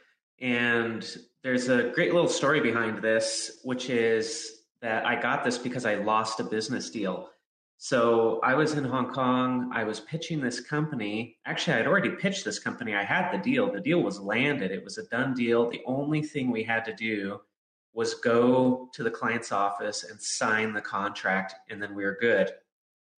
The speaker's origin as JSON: {"language": "English", "region": "Southern California", "country": "United States", "tie": "born or raised there", "said": "I grew up in Southern California"}